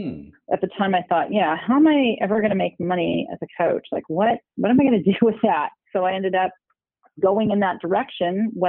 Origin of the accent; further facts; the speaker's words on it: Cerritos, California, United States; also born or lived in Milwaukee, Wisconsin; I was born in Milwaukee, Wisconsin, but I moved out here, not by myself, of course, with my parents, when I was 2 years old. And I grew up, we moved to one city, and then we ended up in a city called Cerritos, California